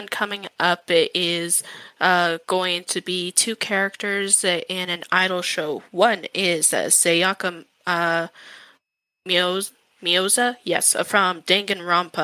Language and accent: English; Calgary, Alberta, Canada; I was born and raised in Calgary